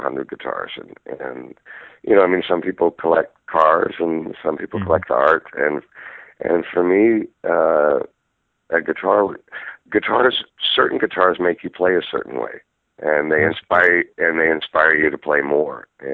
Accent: Toronto, Ontario, Canada; I grew up in Toronto, Canada

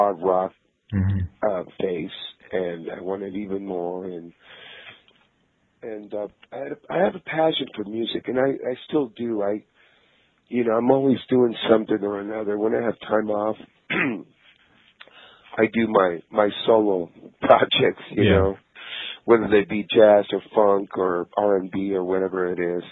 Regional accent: Tijuana, Baja California, Mexico; moved away; I grew up in Tijuana, Mexico

